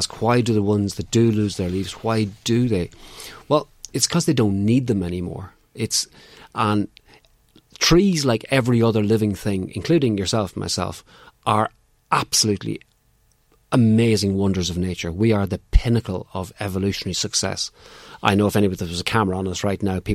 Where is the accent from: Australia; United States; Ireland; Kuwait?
Ireland; Clones, County Monaghan; I'm from Clonus in County Monaghan